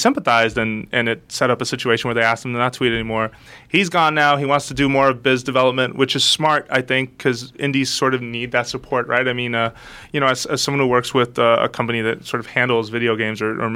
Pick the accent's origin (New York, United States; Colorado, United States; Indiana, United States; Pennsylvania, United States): New York, United States; New York City; I grew up in the Bronx